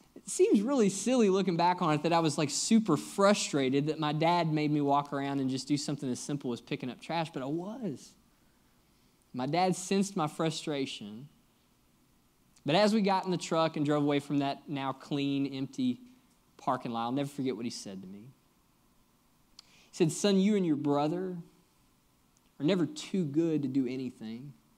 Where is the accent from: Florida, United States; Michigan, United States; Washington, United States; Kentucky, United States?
Kentucky, United States; moved away as an adult; also born or lived in Nashville, Tennessee; now in Lexington, United States; I'm actually originally from Kentucky, but have been down in Nashville the last seven years